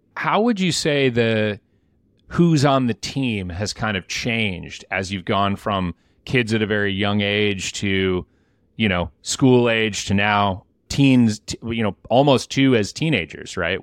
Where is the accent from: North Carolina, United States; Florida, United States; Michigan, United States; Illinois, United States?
Michigan, United States; I'm from Michigan